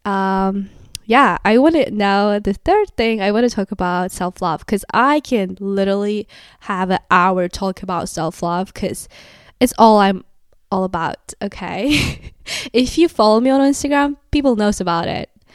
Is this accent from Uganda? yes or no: no; Kazakhstan; English is a second language; moved away as an adult; now in United States; I'm from Kazakhstan. I moved to the U S two years ago